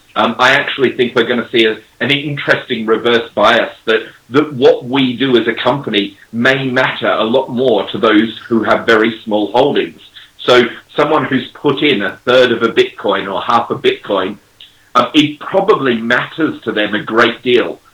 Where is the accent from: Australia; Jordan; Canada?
Australia; now in England, United Kingdom; I'm an Australian living in England